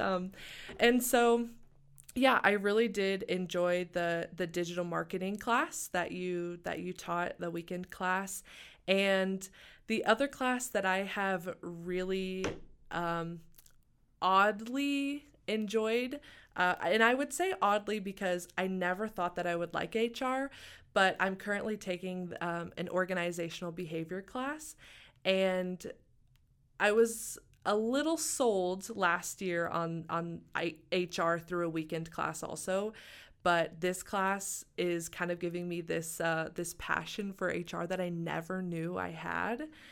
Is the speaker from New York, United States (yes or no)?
no; Springdale, Arkansas, United States; moved away as an adult; also born or lived in Tahlequah, Oklahoma; now in Missoula, United States; I was born and raised in Springdale, Arkansas